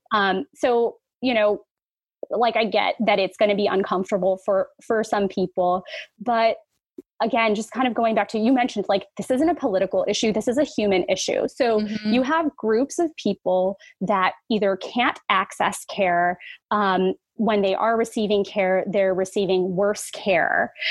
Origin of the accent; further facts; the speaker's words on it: San Francisco, California, United States; I was born and raised in San Francisco